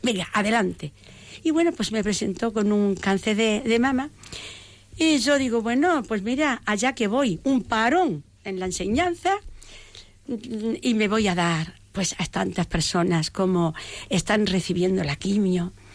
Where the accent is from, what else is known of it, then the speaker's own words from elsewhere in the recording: Peñarroya-Pueblonuevo, Andalusia, Spain; yo vengo de una familia de Córdoba de Córdoba Peñarroya Pueblo Nuevo una familia entrañable